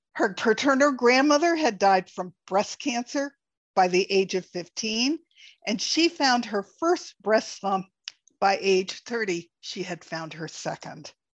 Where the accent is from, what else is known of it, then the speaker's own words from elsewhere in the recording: East Coast, United States; I grew up on the East Coast